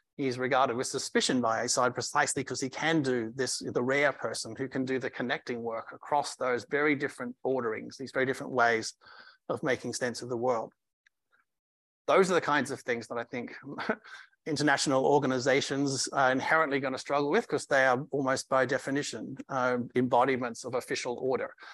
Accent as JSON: {"language": "English", "country": "Australia", "moved": "yes", "lives_now": "United States", "said": "as an Australian"}